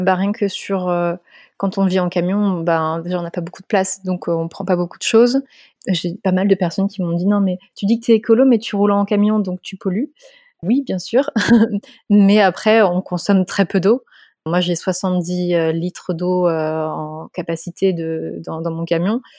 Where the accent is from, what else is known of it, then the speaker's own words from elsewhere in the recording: Montpellier, Occitania, France; je suis de Montpellier